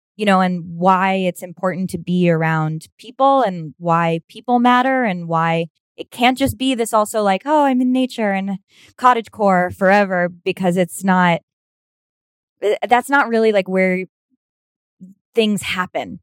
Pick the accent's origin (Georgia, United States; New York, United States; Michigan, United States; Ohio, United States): New York, United States; New York City; also born or lived in Los Angeles; I'm from Manhattan, my, and then Brooklyn too